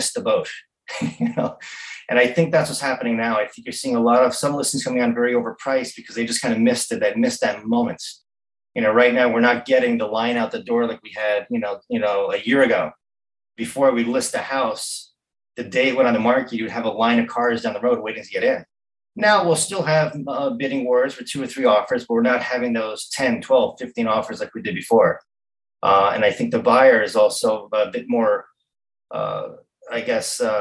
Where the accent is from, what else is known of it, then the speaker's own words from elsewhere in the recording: Montauk, New York, United States; growing up in Montauk